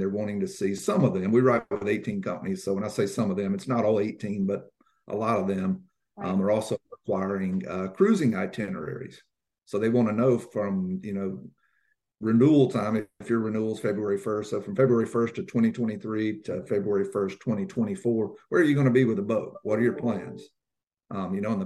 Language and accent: English; Guntersville, Alabama, United States; moved away as an adult; now in Maryland, United States; I grew up on Lake Gunnersville in Alabama.